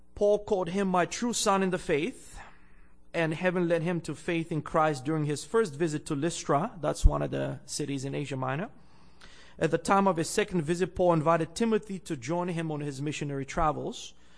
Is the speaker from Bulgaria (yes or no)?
yes; Bulgaria; also born or lived in Andrews University (United States); now in Canada; I'm originally from Bulgaria in Eastern Europe